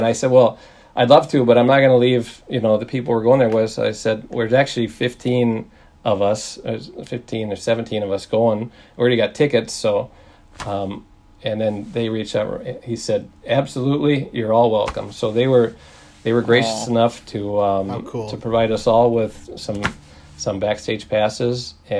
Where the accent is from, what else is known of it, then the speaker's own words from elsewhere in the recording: Darwin, Northern Territory, Australia; we're from Darwin and this is our tie to Al.